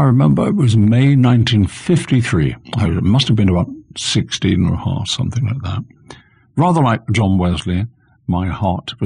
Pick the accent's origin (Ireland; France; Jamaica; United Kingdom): United Kingdom; London; accent: Cockney; also born or lived in Salisbury, Wiltshire; I was born in the East End of London. That makes me a true Cockney.